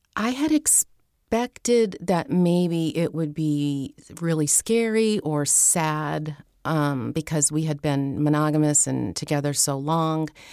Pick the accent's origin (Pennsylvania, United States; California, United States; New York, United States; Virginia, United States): Pennsylvania, United States; moved away as an adult; also born or lived in San Francisco; I was staying in my hometown in Pennsylvania at the time